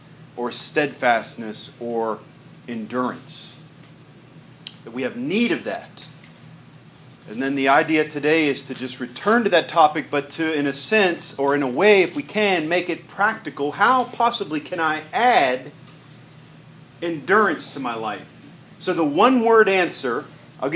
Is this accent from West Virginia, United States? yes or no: yes; West Virginia, United States; I'm from West Virginia